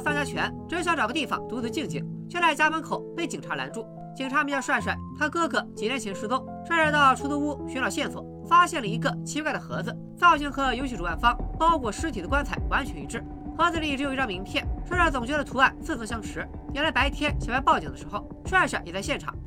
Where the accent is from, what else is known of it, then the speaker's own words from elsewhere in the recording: Qingdao, Shandong, China; 当年我在青岛市城阳街道赛区横扫千军，未逢敌手，